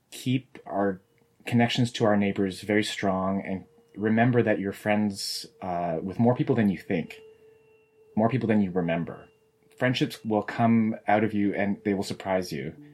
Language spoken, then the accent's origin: English; Canada; I just know that I love being Japanese Canadian and being amongst Japanese Canadians now more than ever.